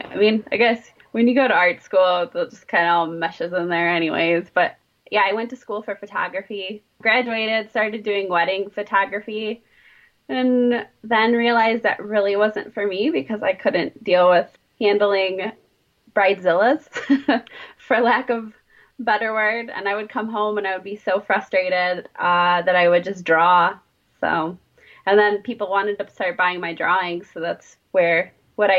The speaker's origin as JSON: {"language": "English", "region": "Southeast Michigan", "country": "United States", "tie": "born or raised there", "also_born_or_lived": "Detroit, Michigan", "said": "I was born and raised in Southeast Michigan. I've been living in and around Detroit for the past 13 years"}